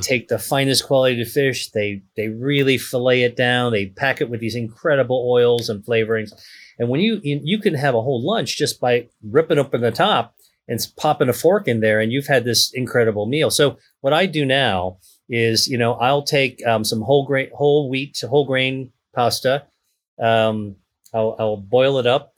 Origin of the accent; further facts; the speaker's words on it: Pittsburgh, Pennsylvania, United States; I grew up in Pittsburgh, Pennsylvania